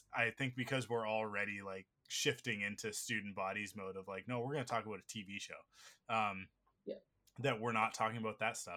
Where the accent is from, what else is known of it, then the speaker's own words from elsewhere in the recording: Canada; we're Canadian